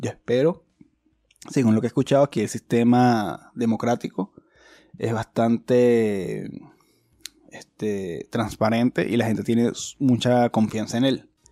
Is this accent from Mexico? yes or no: no; Chile; somos hermanos, somos, chilenos, somos, amigos, somos chilenos todos